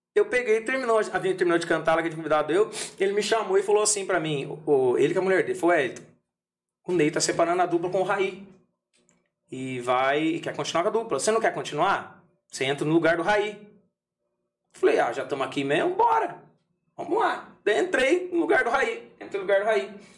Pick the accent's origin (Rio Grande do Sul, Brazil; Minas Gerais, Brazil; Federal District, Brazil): Minas Gerais, Brazil; Paraisópolis; also born or lived in São José dos Campos, São Paulo; Eu nasci em São José dos Campos, fui criado em São José dos Campos até meus 8 anos de idade, depois vim para Paraisópolis, né, onde é a terra natal do meu pai